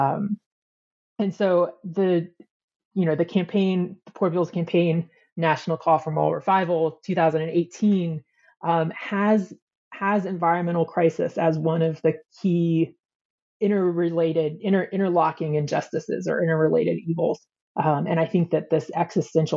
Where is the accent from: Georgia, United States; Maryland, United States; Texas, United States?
Georgia, United States; outside of Atlanta, North; moved away as an adult; also born or lived in Chicago; I grew up United Methodist in North Georgia, outside of Atlanta